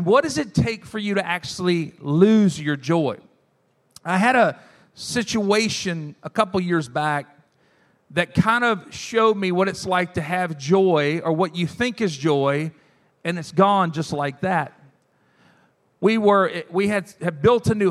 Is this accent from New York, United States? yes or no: no; South Louisiana, United States; I'm from South Louisiana